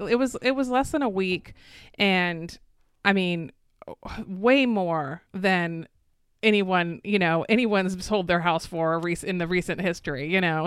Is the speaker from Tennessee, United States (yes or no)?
no; Florida, United States; I'm actually a, actually a sixth generation native Floridian